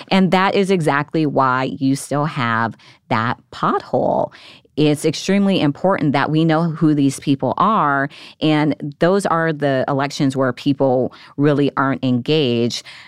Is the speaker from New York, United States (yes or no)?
no; Nevada, United States; moved away as an adult; now in Washington, D.C., United States; my home state, Nevada